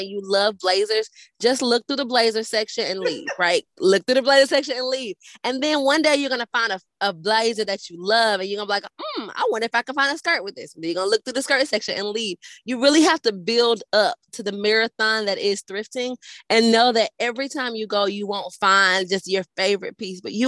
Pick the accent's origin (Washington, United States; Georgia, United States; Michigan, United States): Georgia, United States; Atlanta; now in Nashville, United States; I'm from Atlanta